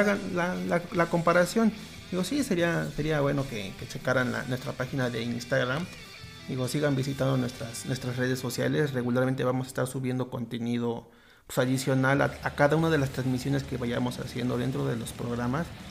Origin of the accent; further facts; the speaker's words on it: Mexico; nosotros como mexicanos